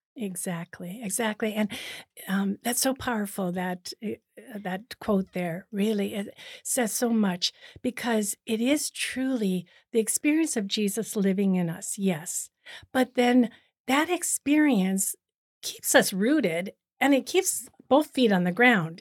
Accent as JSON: {"language": "English", "town": "Cleveland", "region": "Ohio", "country": "United States", "tie": "born or raised there", "also_born_or_lived": "Boston, Massachusetts / Rome / Kenya", "moved": "as an adult", "lives_now": "Toronto, Canada", "said": "I'm originally from the United States. I was born in Cleveland, Ohio"}